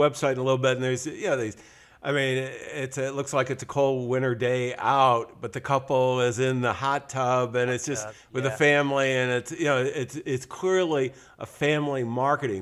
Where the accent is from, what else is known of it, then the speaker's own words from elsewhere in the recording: upstate New York, United States; now in California, United States; I'm in California now, and I grew up in upstate New York